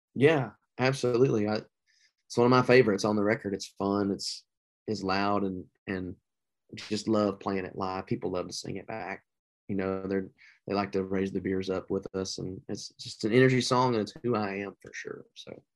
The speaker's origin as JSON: {"language": "English", "region": "the South", "country": "United States", "said": "I'm from the South"}